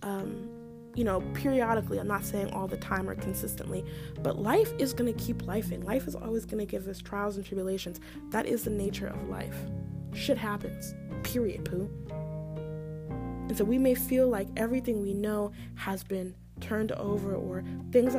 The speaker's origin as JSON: {"language": "English", "region": "Maryland", "country": "United States", "said": "I'm from Maryland"}